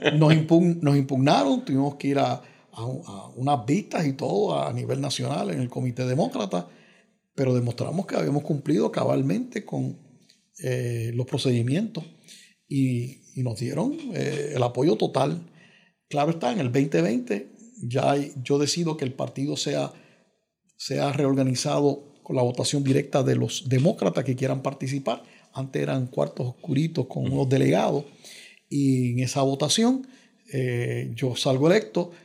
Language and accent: Spanish; Carolina, Puerto Rico; en Carolina, mi pueblo